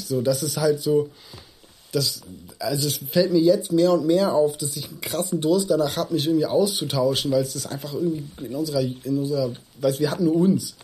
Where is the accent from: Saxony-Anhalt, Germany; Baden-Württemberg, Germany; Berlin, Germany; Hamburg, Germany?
Hamburg, Germany; ich bin da aufgewachsen in Othmarschen, bin da auch zur Schule gegangen